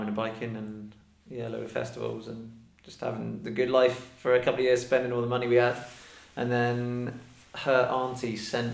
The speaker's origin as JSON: {"language": "English", "area": "Devon", "region": "South West England", "country": "United Kingdom", "tie": "born or raised there", "also_born_or_lived": "Yorkshire", "moved": "as an adult", "lives_now": "Northern Ireland, United Kingdom", "said": "I was born in Yorkshire, actually. Brought up in Devon."}